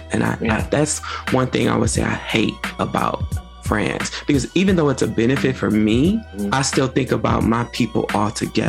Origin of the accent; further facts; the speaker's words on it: New York, United States; I'm from New York.